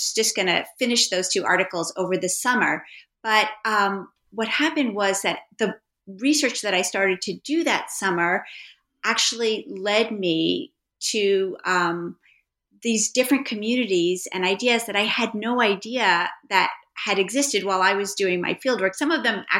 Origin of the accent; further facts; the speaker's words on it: New York City, New York, United States; I am a native New Yorker. I grew up on the Upper West Side